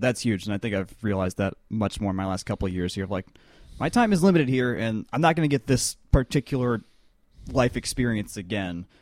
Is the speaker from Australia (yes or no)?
no; Avondale Estates, Georgia, United States; Atlanta, or not, well, Atlanta, Avondale Estates